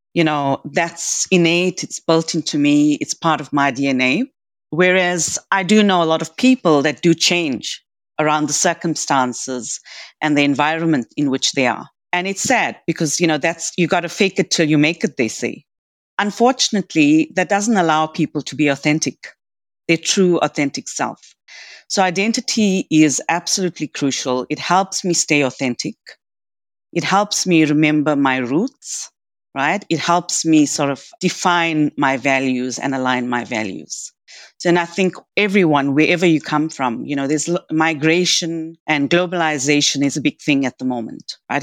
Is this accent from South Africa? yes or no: yes; South Africa; moved away as an adult; also born or lived in south of India (ancestry); now in Australia; I was, you know, third generation born in South Africa and I'm very South African by the same token.